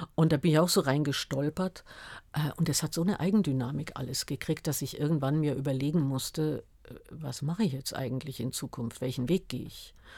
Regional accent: Munich, Bavaria, Germany; also born or lived in Freiburg im Breisgau; wir sind nach München gezogen, da war ich fünf Jahre alt.

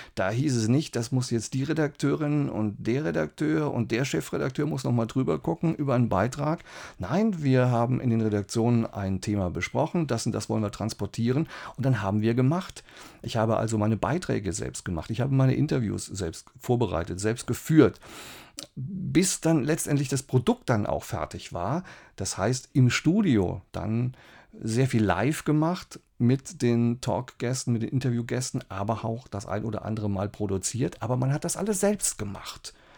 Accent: Saarbrücken, Saarland, Germany; moved away as an adult; also born or lived in Mannheim; ich komme aus Saarbrücken

